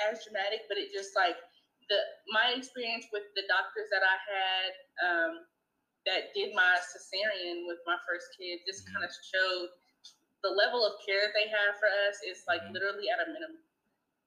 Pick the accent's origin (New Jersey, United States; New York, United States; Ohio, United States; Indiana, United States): Indiana, United States; I am from Indiana